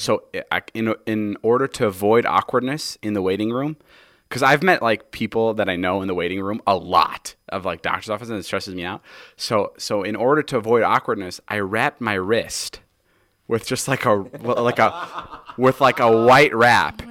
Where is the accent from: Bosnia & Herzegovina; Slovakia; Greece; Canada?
Slovakia; moved away; We're currently in Slovakia, my hometown, my homeland